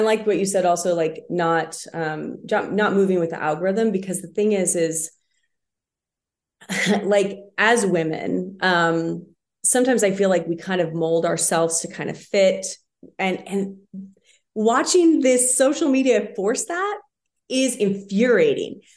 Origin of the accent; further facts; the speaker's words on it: Spokane, Washington, United States; now in Idaho, United States; I grew up in Spokane, so we spent lots of time in northern Idaho